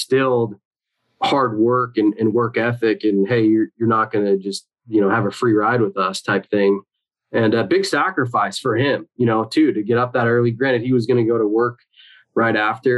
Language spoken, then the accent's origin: English; Eastern Washington, United States; also born or lived in Houston, Texas; I grew up in kind of a blue collar /medical community in Eastern Washington